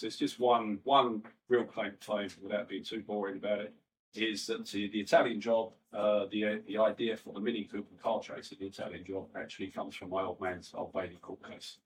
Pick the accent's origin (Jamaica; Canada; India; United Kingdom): United Kingdom; London; I'm from West Ham. Um, born in 1962